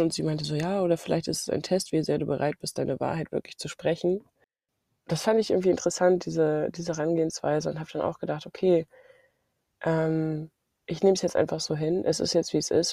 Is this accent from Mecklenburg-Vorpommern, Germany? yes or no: yes; Mecklenburg-Vorpommern, Germany; ich komme aus Mecklenburg-Vorpommern